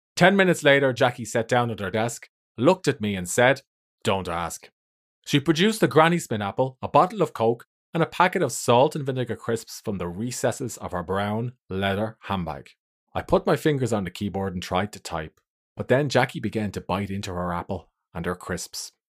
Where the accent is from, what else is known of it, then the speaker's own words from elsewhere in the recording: Ireland; I'm an author from Ireland.